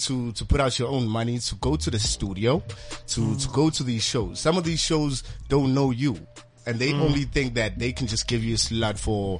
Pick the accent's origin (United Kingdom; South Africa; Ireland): South Africa; East Rand, Johannesburg, Gauteng; So I come from Fast Lewis, the East Rand of Joburg.